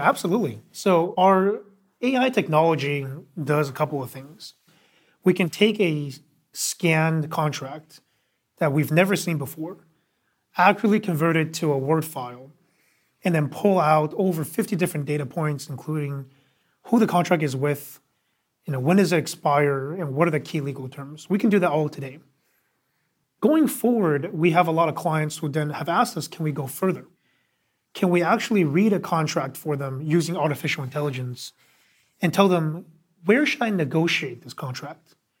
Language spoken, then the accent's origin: English; Bay Area, California, United States; also born or lived in New York; originally from the Bay Area, so grew up, uh, loving technology